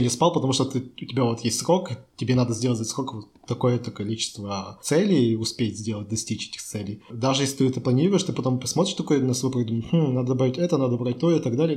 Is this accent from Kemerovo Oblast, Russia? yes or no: no; Chelyabinsk, Chelyabinsk Oblast, Russia; now in Czech Republic; я из России, из Челябинска